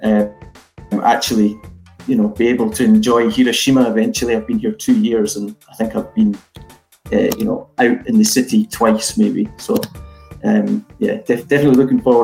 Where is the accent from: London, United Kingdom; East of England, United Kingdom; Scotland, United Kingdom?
Scotland, United Kingdom; Edinburgh; moved away as an adult; now in Akitsu, Japan; I was offered a job working for a BMW franchise in Edinburgh, my hometown